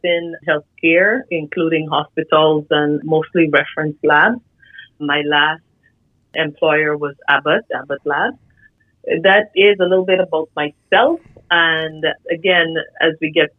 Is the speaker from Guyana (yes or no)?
yes; Guyana; moved away as an adult; also born or lived in Iowa, United States; now in United States; I was born in Guyana, South America. I started my career back there in medical technology